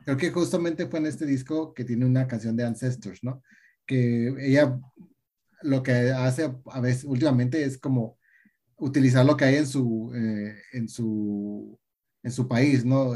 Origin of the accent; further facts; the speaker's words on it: Tijuana, Baja California, Mexico; soy de Tijuana